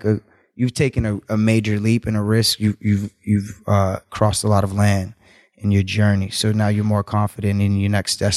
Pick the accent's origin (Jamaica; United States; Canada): Jamaica; also born or lived in Cape Verde; So I'm Jamaican, in Cape Verdean, but.